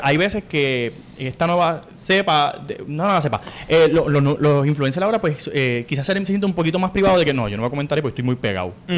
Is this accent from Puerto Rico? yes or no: yes; Corozal, Puerto Rico; moved away as an adult; Yo me fui de Puerto Rico gracias a María